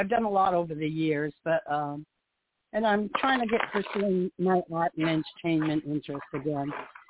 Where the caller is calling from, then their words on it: Florida, United States; from Florida.